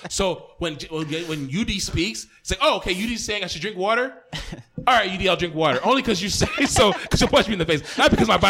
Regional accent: Minnesota, United States; as a Minnesotan

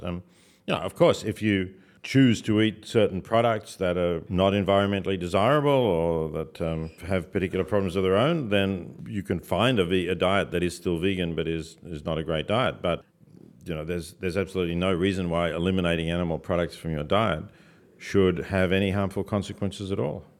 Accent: Australia; moved away as an adult; also born or lived in Oxford, England; now in United States; I'm an Australian, I'm not an American

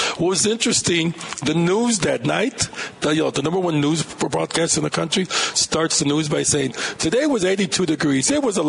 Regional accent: Laredo, Texas, United States; born there; All beautiful parts of Mexico. I was born in Laredo.

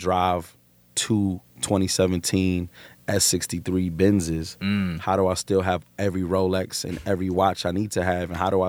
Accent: New York City, New York, United States; I'm a nigga from Brooklyn.

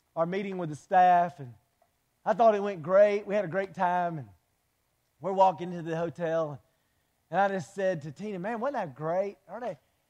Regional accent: Wilmington, United States; We're both from Wilmington.

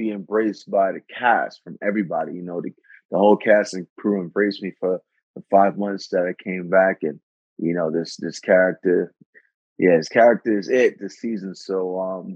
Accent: New York City, New York, United States; now in Los Angeles, United States; I'm from Brooklyn

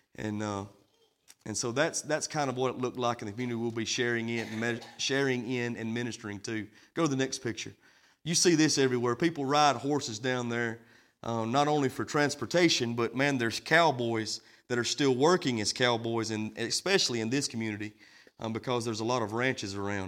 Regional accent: United States; we come from the American church

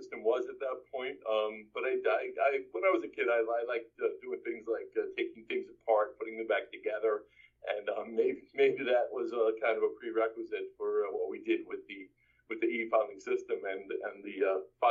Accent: New York City, New York, United States; I grew up in Brooklyn, New York.

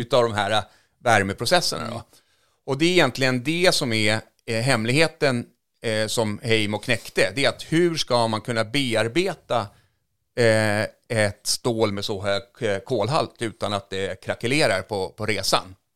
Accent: Finland; now in Sweden; där jag är uppvuxen i, i, i, två timmar norr om Helsingfors

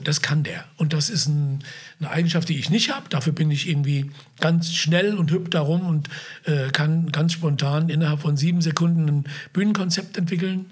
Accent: Wiesbaden, Hesse, Germany; ich bin ja aufgewachsen in Biebrich

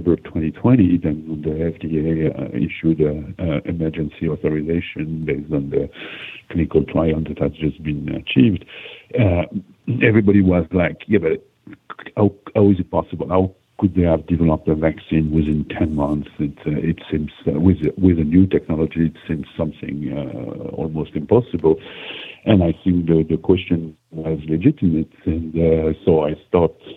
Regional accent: Switzerland; I'm from Switzerland

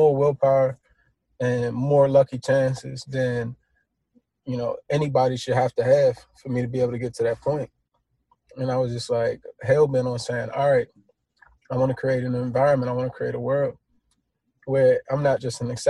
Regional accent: Washington, District of Columbia, United States; a young black man, growing up in Washington, D.C.

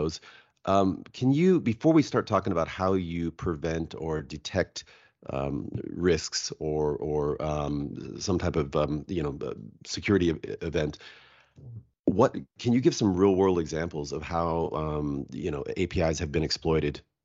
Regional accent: Seattle, Washington, United States; I'm from Seattle

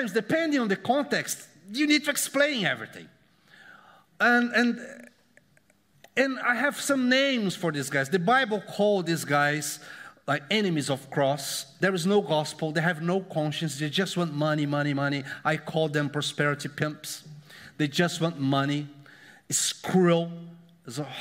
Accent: Brazil; moved away; I came from Brazil

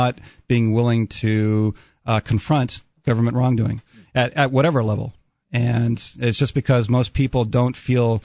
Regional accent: United States; also born or lived in Maine / New Hampshire; now in southern Arizona, United States; I grew up in Maine and New Hampshire

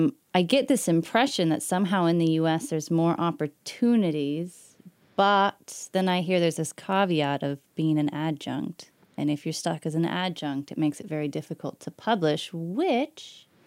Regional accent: United States; moved away; at least as an American citizen

